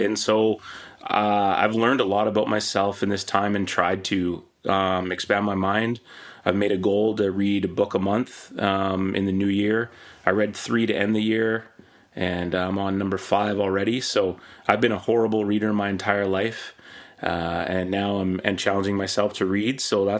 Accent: British Columbia, Canada; I was born in Penticton, then Victoria, and then the Lower Mainland.

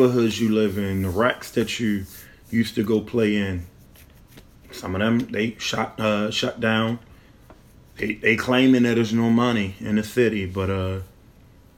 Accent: Baltimore, Maryland, United States; growing up in Baltimore City, going to those schools, it was kind of rough

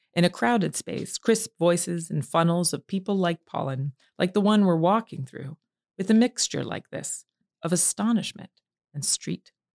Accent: Allegheny Mountains of Appalachia, United States; I grew up in the Allegheny Mountains of Appalachia

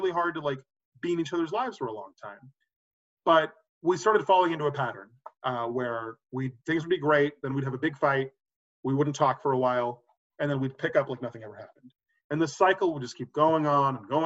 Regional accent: Austin, Texas, United States; moved away as an adult; also born or lived in Pennsylvania / New York; I was already growing up in Austin with my mom

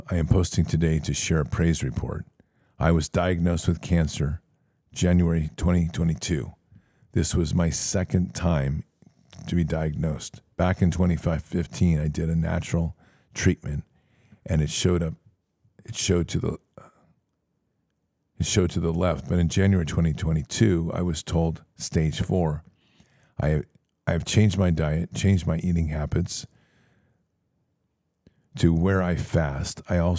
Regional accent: Texas, United States; also born or lived in Tennessee; I have moved back to my hometown in Texas from Tennessee, where the diagnosis of 2022 was.

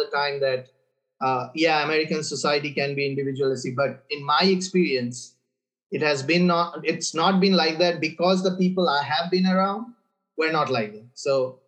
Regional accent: India; moved away as an adult; now in Auburn, United States; the longest I have lived anywhere outside of my hometown, Colby

